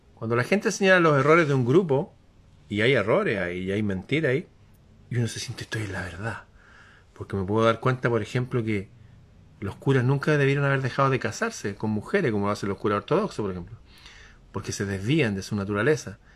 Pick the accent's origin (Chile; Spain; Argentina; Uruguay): Chile; aquí en mi país